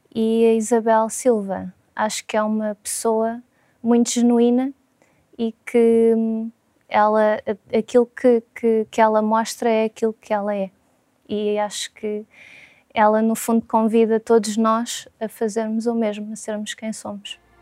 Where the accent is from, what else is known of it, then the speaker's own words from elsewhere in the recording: Lisbon, Portugal; sou de Lisboa